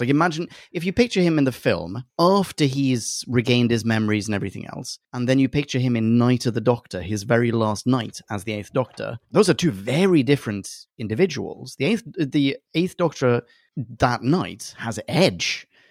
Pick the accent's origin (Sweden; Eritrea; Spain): Sweden; I'm from Sweden